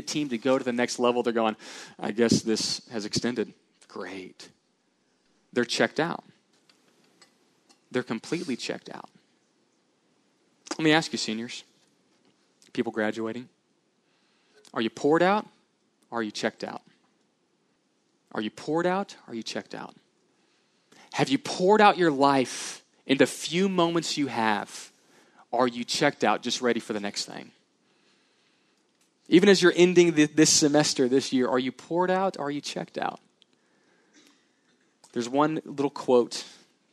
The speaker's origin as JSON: {"language": "English", "town": "Houston", "region": "Texas", "country": "United States", "tie": "born or raised there", "said": "I grew up in the Houston area, so I love the Houston Rockets."}